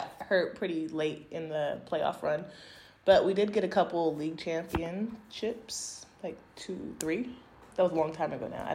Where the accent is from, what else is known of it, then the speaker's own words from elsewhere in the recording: near Stockton, California, United States; my first offer ever was from the University of Pacific. It's like 30 minutes away from my hometown